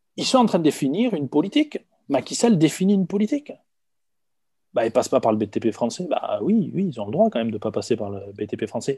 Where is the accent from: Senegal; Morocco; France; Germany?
France; Hautes-Pyrénées, Occitania; je viens des Hautes-Pyrénées